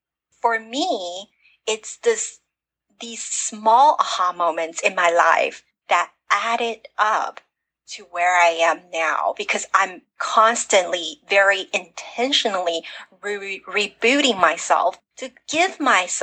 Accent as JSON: {"language": "English", "country": "United States", "tie": "born or raised there", "said": "I wasn't born in America. Even though I grew up in America"}